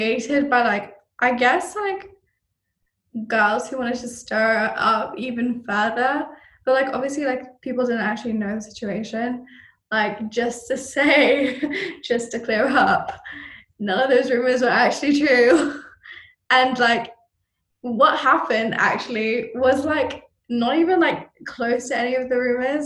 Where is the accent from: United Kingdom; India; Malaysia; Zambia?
Malaysia; I am Malaysian, but, like, obviously, like, I'm not as fluent.